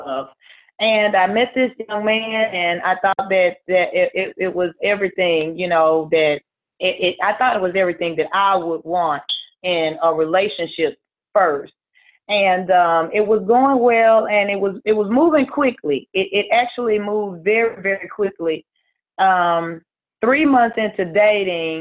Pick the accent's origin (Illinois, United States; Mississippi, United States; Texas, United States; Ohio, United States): Mississippi, United States; I'm originally from Mississippi. I currently still reside here in Mississippi.